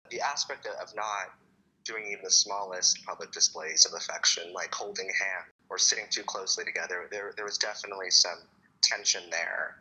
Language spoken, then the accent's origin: English; Phoenix, Arizona, United States; was born and raised in Phoenix, Arizona